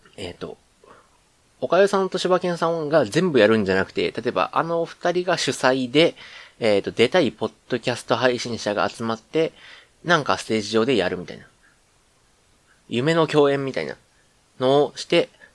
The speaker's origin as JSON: {"language": "Japanese", "region": "Kansai", "country": "Japan", "accent": "Kansai dialect", "said": "関西人、関西人なんでねって言ったら偏見ですけど、普通にあの、関西弁で喋る"}